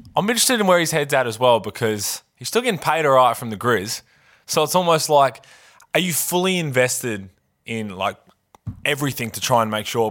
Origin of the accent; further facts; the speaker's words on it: Adelaide, South Australia, Australia; I grew up in Adelaide